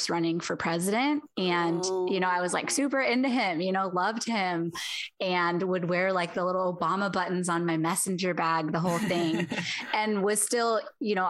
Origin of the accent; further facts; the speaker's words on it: Ohio, United States; moved away as an adult; now in California, United States; I grew up in Ohio, coming to California